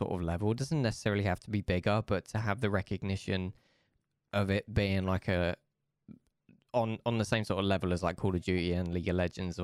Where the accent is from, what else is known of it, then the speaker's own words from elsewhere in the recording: Essex, East of England, United Kingdom; moved away as an adult; now in Manchester, United Kingdom; I'm originally from Essex, but I moved to Manchester like recently